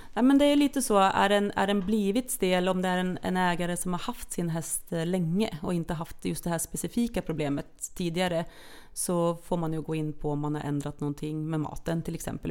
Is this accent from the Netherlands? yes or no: no; Norway; moved away as an adult; now in Sweden; jag är ju då norsk från början. Så att jag har ju levt mitt första halva liv i Norge